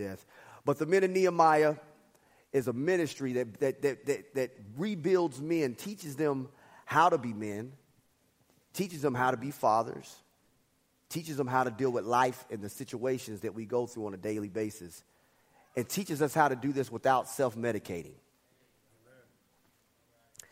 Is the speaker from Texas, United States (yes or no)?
yes; Dallas, Texas, United States; I grew up in Dallas